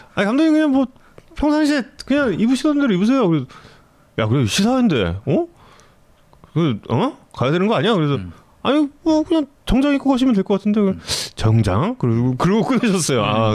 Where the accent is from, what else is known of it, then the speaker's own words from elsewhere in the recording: Seoul, South Korea; 한양대학교 부속병원에서 태어났죠.